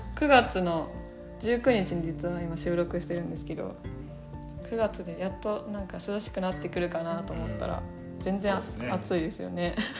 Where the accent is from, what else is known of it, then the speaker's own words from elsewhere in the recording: Gujō, Gifu, Japan; 私の地元の高須の昼賀の地区